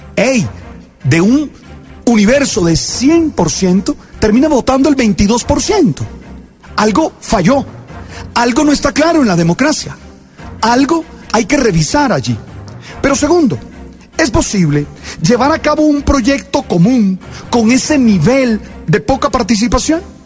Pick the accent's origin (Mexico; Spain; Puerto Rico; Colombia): Colombia; nosotros como colombianos